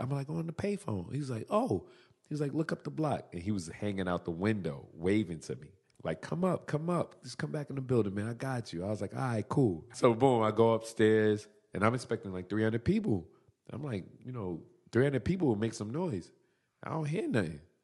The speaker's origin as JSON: {"language": "English", "town": "New York City", "region": "New York", "country": "United States", "tie": "born or raised there", "said": "Born and raised in Brooklyn."}